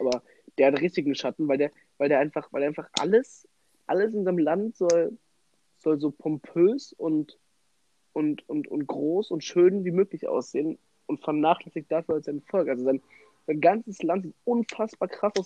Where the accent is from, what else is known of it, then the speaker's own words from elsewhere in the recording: Germany; bei uns in Deutschland